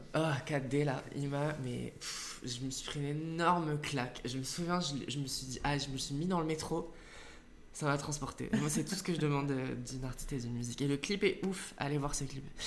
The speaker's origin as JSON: {"language": "French", "region": "southern France", "country": "France", "tie": "born or raised there", "said": "mes parents habitent en France, dans le sud de la France, et j'ai grandi en France"}